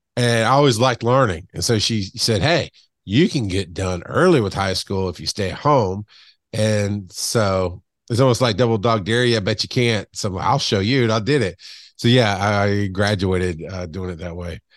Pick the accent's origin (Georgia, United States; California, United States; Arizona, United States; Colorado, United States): Georgia, United States; Camilla; now in Atlanta, United States; I grew up in, uh, South Georgia, like deep South Georgia on the Florida line. Um, for most of my life. Camilla